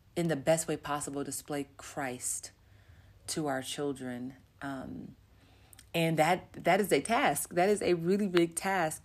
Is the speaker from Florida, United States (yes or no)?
no; Los Angeles, California, United States; moved away as an adult; now in Namibia; I grew up in Los Angeles, California, in the USA, born and raised